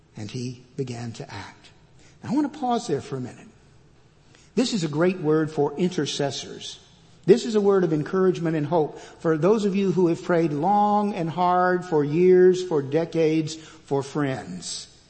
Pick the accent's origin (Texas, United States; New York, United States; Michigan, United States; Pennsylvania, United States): Texas, United States; Fort Worth; moved away as an adult; also born or lived in California; now in Georgetown, United States; I am a native Texan. I was born and raised in Fort Worth